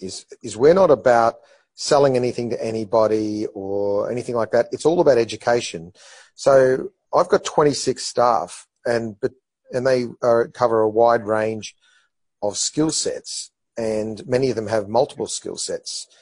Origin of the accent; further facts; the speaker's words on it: Brisbane, Queensland, Australia; also born or lived in Melbourne; I'm a Winner Manly boy who went to a public high school and down by the Bayside